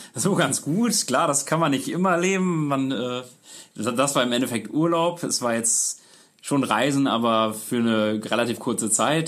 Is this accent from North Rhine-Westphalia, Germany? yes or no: yes; Münster area, North Rhine-Westphalia, Germany; wir sind beide aus Münster, ursprünglich aus dem Umkreis von Münster